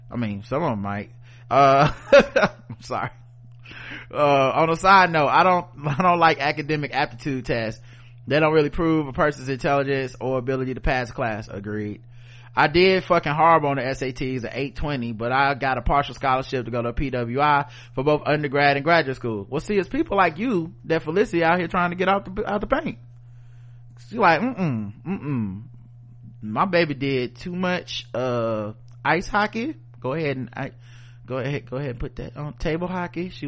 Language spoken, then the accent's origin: English; Jamaica; This may be a sore spot for folks. I'm Jamaican, so I know it.